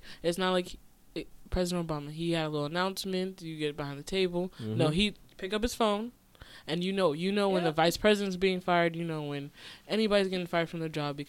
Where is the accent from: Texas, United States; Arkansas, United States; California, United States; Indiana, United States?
California, United States; Oakland; I'm just saying, I come from Oakland